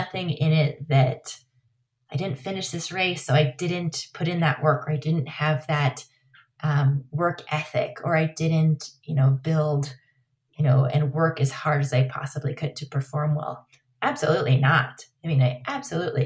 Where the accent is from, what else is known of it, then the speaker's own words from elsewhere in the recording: Los Alamos, New Mexico, United States; also born or lived in Truchas, New Mexico; Growing up in Los Alamos